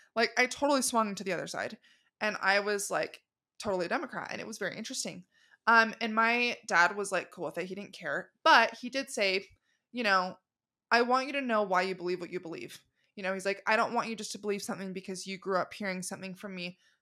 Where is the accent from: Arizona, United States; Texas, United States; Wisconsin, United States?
Arizona, United States; also born or lived in Los Angeles, California; I'm originally from Arizona